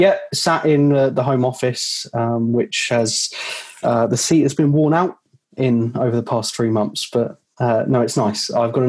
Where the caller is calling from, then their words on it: Eastbourne, South East England, United Kingdom; I am calling you from the Sunshine Coast of Eastbourne, right on the south